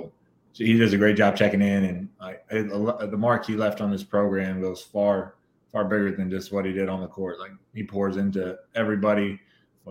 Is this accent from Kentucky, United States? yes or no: yes; Kentucky, United States; growing up in Kentucky